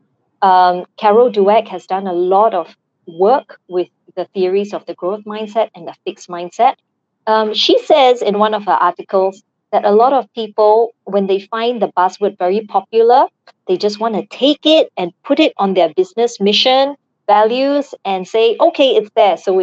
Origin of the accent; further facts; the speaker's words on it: Singapore; I am Singaporean